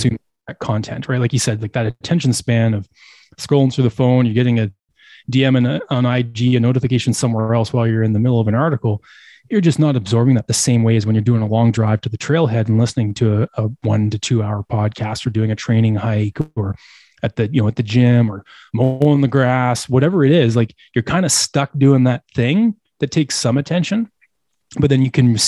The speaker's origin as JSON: {"language": "English", "region": "Eastern Canada", "country": "Canada", "tie": "born or raised there", "said": "I grew up in Eastern Canada."}